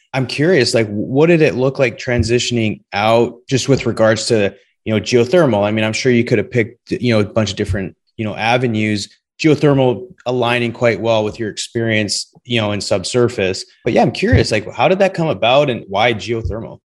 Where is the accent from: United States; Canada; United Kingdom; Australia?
Canada; Western Canada; being from Canada, Western Canada to be specific, growing up